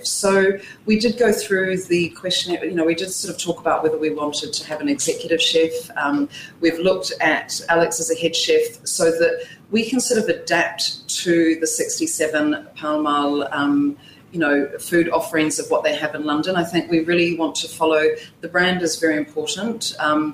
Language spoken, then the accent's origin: English; New Zealand; moved away; I'm actually from New Zealand